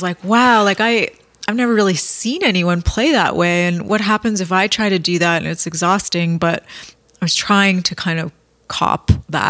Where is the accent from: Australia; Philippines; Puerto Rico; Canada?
Canada; Sarnia, Ontario; I grew up outside of Sarnia